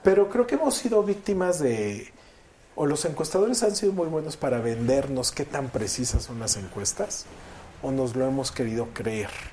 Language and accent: Spanish; Veracruz, Mexico; moved away; Yo estaba antes registrado en Veracruz, porque yo soy de Veracruz